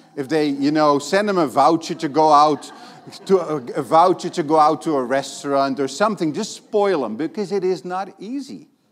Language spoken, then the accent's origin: English; Netherlands; now in Brazil; I'm from Holland